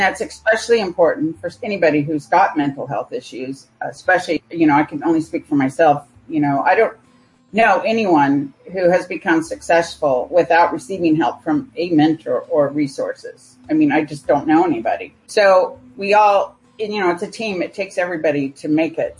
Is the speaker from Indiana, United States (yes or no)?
no; California, United States; moved away as an adult; also born or lived in United States Virgin Islands; now in Phoenix, United States; I primarily grew up in California. However, my years between eight and about 12, I grew up in the United States Virgin Islands